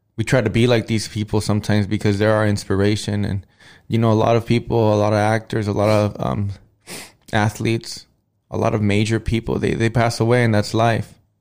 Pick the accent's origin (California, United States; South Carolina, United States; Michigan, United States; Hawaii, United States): California, United States; Los Angeles; I was from Los Angeles